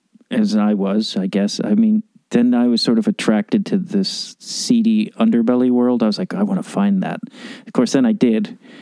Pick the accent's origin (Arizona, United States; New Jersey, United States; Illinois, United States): Illinois, United States; Chicago; moved away; Have you spent a lot of time in my hometown?